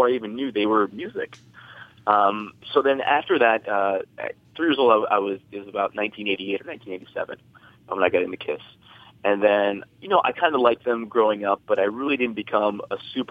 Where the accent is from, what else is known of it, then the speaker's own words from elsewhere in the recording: New Jersey, United States; I'm a New Jersey native. I was born and raised in New Jersey.